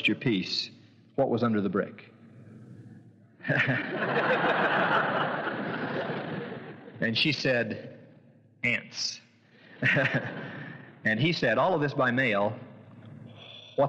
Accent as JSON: {"language": "English", "town": "St. George", "region": "Utah", "country": "United States", "tie": "born or raised there", "said": "I was born in St. George"}